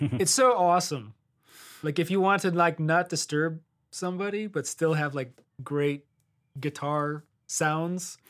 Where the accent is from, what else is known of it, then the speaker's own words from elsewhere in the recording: Detroit, Michigan, United States; moved away as an adult; also born or lived in Miami / Los Angeles; now in Nashville, United States; I'm originally from Detroit